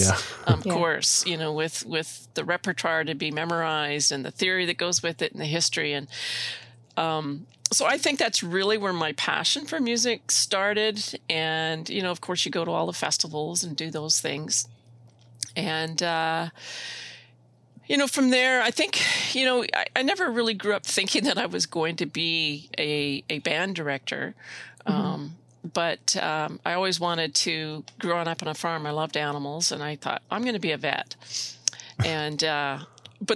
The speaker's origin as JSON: {"language": "English", "town": "Elrose", "region": "Saskatchewan", "country": "Canada", "tie": "born or raised there", "said": "I grew up in Saskatchewan in a very small town of Elrose"}